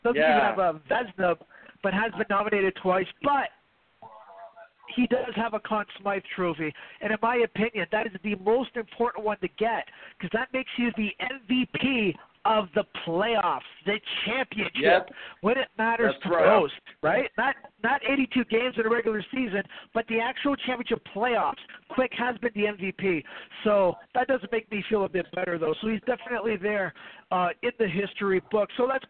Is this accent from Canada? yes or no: yes; Canada; as a Canadian and Ryan as a Canadian